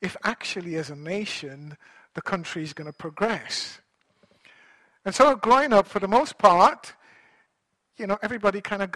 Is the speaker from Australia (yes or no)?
no; Guyana; I happen to have been born and I grew up in the nation of Guyana